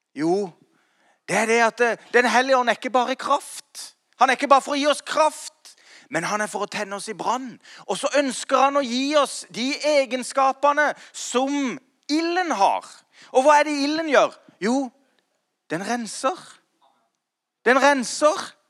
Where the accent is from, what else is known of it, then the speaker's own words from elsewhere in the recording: Kristiansand, Agder, Norway; now in Grimstad, Norway; jeg kom fra Slettheia. Og, og, og, jeg er født og oppvokst i en relativt eh, vanlig, eh, ikke så kirkevanlig eh, hjem